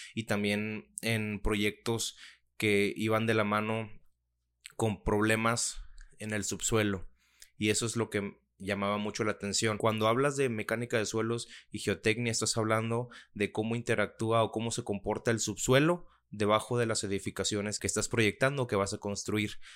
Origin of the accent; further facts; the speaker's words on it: Mexico; soy mexicano